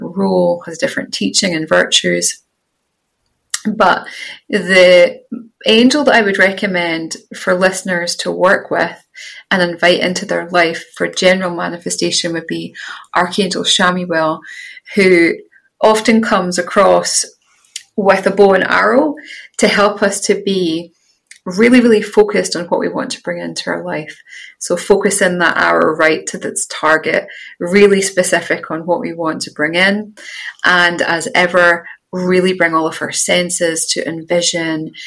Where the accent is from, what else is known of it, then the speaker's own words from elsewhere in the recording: Scottish countryside, Scotland, United Kingdom; I had the privilege of growing up in the Scottish countryside where I'm now living again.